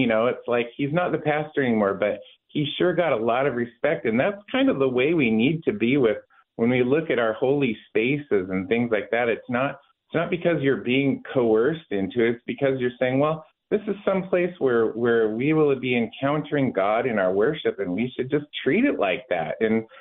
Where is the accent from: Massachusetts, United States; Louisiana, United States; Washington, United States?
Washington, United States; moved away as an adult; now in Oregon, United States; I grew up in Washington. Family's from Alaska. My wife and I made Oregon our home many years ago.